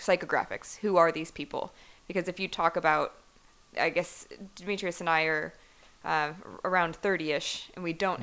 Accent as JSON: {"language": "English", "town": "Cleveland", "region": "Ohio", "country": "United States", "tie": "born or raised there", "moved": "yes", "said": "growing up in Cleveland, I, I was around a lot of kids in my high school"}